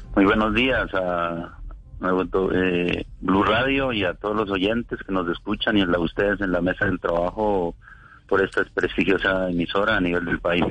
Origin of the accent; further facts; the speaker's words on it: Colombia; somos colombianos y como colombianos sentimos la necesidad